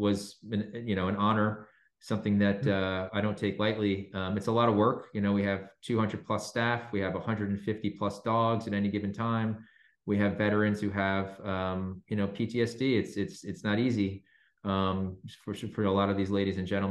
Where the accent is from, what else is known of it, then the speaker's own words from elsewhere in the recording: the New York area, United States; I'm actually from the New York area, born and raised